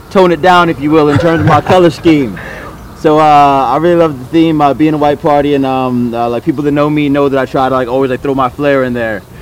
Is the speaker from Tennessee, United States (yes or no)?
no; Atlanta, Georgia, United States; moved away as an adult; also born or lived in Florida; now in United Arab Emirates; I'm from Atlanta, but I went to university in Florida.